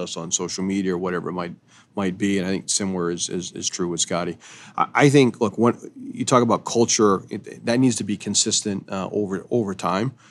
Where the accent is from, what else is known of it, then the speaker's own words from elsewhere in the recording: Eastport, Maine, United States; Eastport is the easternmost point in the United States, happens to be my hometown